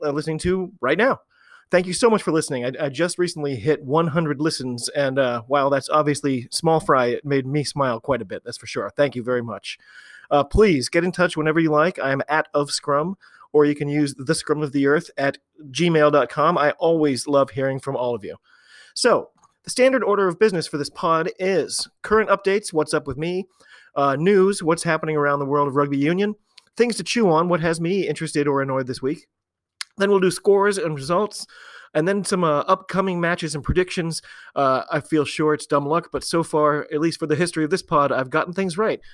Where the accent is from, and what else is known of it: United States